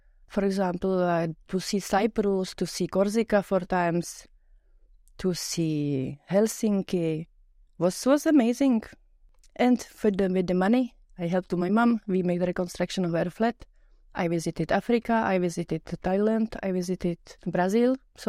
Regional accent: Czechia; English is a second language; moved away as an adult; now in Luxembourg; from Czech Republic, from a small town. I started to travel and when I was 25 for short-time jobs, and here in Luxembourg I met my future man.

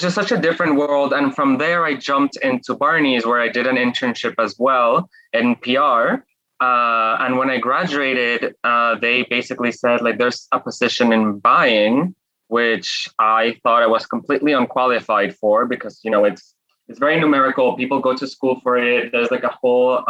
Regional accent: Guadalajara, Jalisco, Mexico; moved away as an adult; also born or lived in Mexico City / New York; I'm Mexican by birth, and I grew up in Mexico

